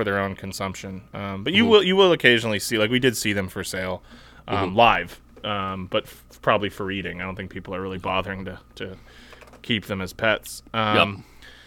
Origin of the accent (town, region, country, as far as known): United States